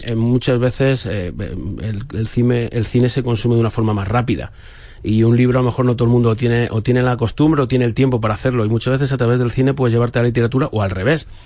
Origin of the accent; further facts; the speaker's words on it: a village near Torrijos, Castilla-La Mancha, Spain; cuando tenía 14 años, en mi pueblo no había cine y yo estudiaba en Torrijos